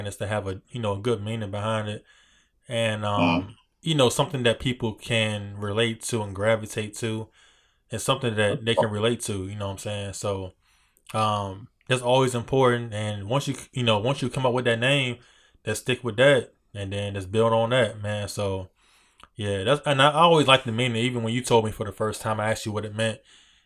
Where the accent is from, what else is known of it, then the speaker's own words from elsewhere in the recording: Hampton area, Virginia, United States; you say you're from this area, which I am too